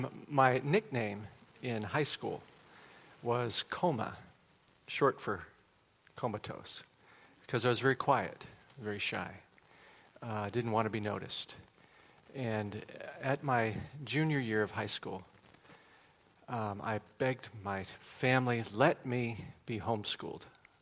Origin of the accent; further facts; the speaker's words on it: Waukegan, Illinois, United States; moved away as an adult; now in Charleston, United States; I grew up in Chicago area. So I'm a Midwesterner at heart. And we moved to South Carolina when I was 35 years old, which was 20 years ago.